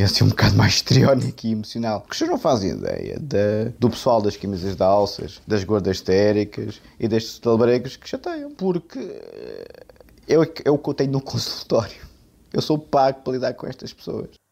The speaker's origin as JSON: {"language": "Portuguese", "country": "Portugal", "said": "eu sou português de gema"}